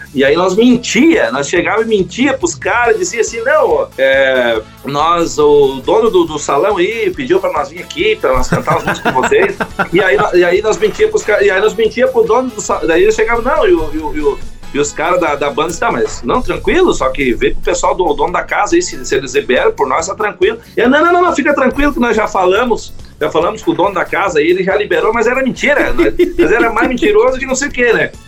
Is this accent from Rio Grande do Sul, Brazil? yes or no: yes; Santo Ângelo, Rio Grande do Sul, Brazil; also born or lived in Gravataí, Rio Grande do Sul; now in Santa Rosa, Brazil; eu sou nascido e criado em Santo Ângelo, né, no Rio Grande do Sul